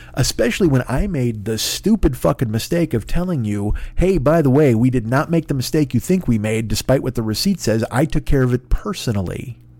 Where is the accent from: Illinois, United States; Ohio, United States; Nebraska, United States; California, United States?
Illinois, United States; Chicago; moved away; I'm from fucking Chicago